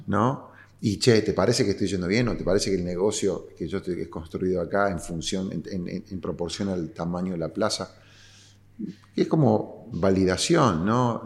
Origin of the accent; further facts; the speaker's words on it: Córdoba, Argentina; yo siendo cordobés